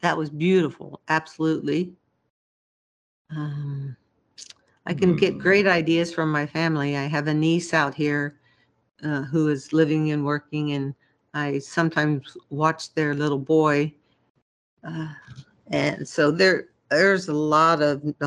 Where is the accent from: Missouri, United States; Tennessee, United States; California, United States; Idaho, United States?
Missouri, United States; Kansas City; moved away as an adult; also born or lived in Germany; now in Seattle, United States; I come from Kansas City most of my life, or all of my life, basically, other than living in Germany for a while